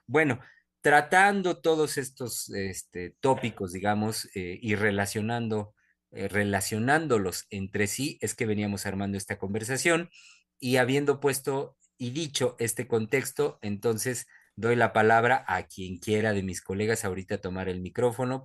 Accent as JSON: {"language": "Spanish", "country": "Mexico", "said": "como psicoanalistas mexicanos"}